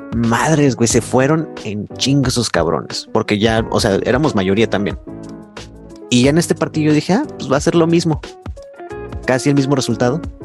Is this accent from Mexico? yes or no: yes; Guadalajara, Jalisco, Mexico; soy de Guadalajara y yo siento bien cabrón el, clásico tapatío